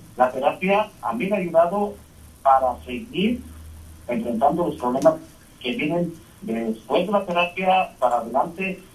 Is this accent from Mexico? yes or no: yes; Mexico; nosotros como latinos, mexicanos, como soy yo